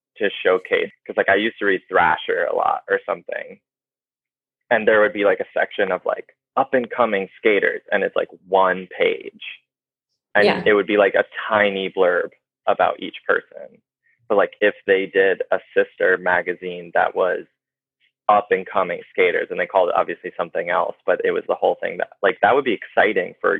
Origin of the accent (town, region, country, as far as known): New Paltz, New York, United States; born or raised there